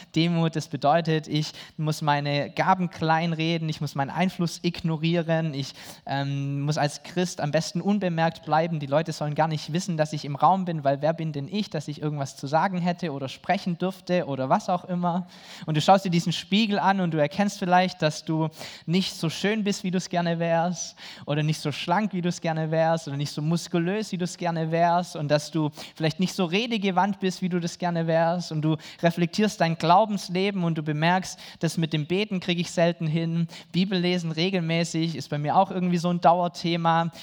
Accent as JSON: {"language": "German", "country": "Germany"}